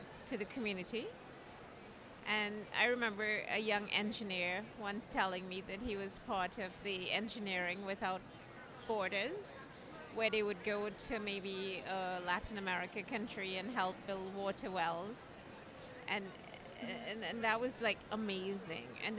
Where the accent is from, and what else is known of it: Trinidad & Tobago; moved away as an adult; now in United States